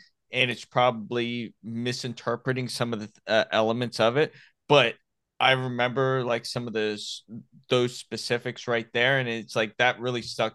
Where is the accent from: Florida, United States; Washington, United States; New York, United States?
Florida, United States; Miami; accent: Southern drawl; I'm from Miami, but there's times I have that Southern drawl